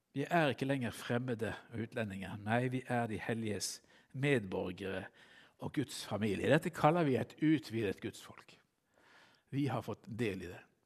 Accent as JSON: {"language": "Norwegian", "town": "Bergen", "region": "Vestland", "country": "Norway", "said": "jeg som bergenser"}